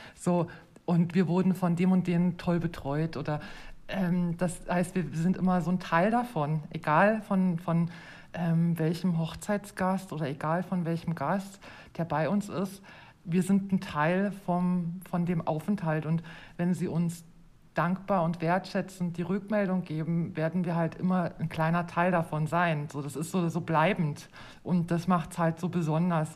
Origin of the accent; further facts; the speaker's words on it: Germany; moved away as an adult; now in Switzerland; ich bin ursprünglich aus Deutschland und lebe seit fast acht Jahren in der Schweiz